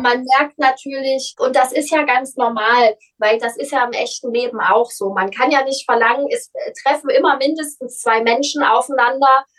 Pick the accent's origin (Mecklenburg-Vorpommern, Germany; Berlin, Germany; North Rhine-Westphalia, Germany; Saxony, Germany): Saxony, Germany; Leipzig; accent: Saxon; also born or lived in Cologne; Leipzig ist meine Heimatstadt. Ich bin hier geboren.